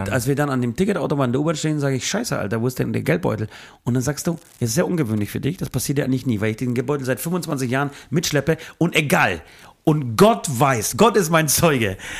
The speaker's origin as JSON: {"language": "German", "town": "Bayreuth", "region": "Bavaria", "country": "Germany", "said": "wir kommen ja eher aus dem Süden. Wir, wir, ich bin in, äh, im Raum Bayreuth zu Hause."}